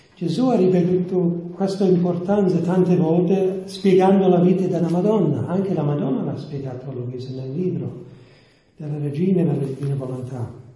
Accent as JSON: {"language": "Italian", "region": "New York", "country": "United States", "second_language": "Italian", "said": "sono degli Stati Uniti, di New York"}